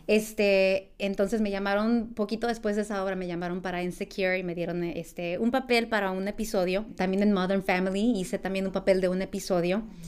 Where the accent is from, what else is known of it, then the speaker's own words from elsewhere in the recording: Guadalupe, California, United States; yo crecí en un pueblito rural en la costa central de California que se llama Guadalupe